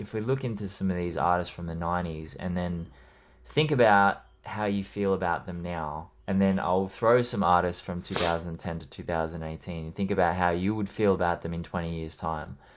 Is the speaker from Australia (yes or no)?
yes; Australia; I'm Australian